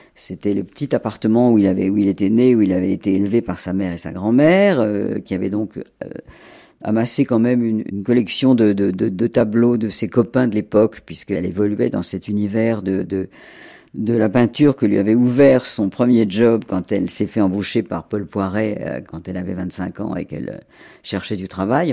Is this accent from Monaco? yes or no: yes; Monaco; je suis né en effet à Monaco parce que mes parents